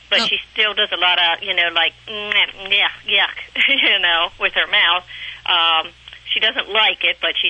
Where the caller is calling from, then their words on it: Reading, Pennsylvania, United States; I'm from Reading, Pennsylvania, WEEU.